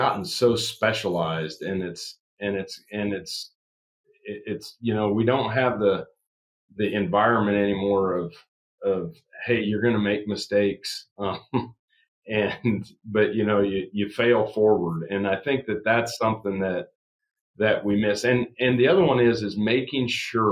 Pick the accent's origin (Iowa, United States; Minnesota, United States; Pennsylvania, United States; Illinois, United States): Iowa, United States; Southwest; I was raised in Southwest Iowa.